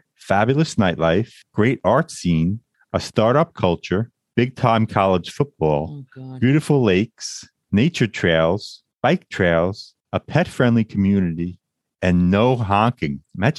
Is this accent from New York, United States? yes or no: yes; Long Island, New York, United States; born or raised there